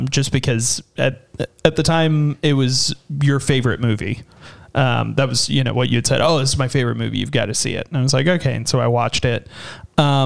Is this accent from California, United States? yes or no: yes; California, United States; my home state